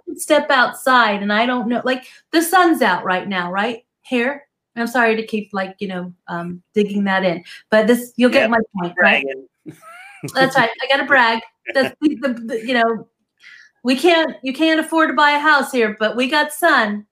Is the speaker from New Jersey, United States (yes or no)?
yes; New Jersey, United States; now in Southern California, United States; I grew up in New Jersey